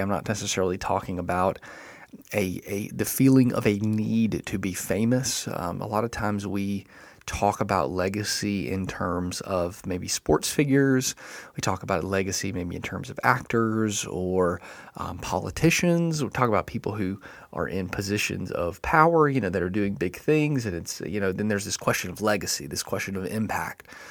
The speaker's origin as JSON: {"language": "English", "town": "Enterprise", "region": "Alabama", "country": "United States", "tie": "born or raised there", "moved": "yes", "said": "my hometown, uh, Enterprise, Alabama"}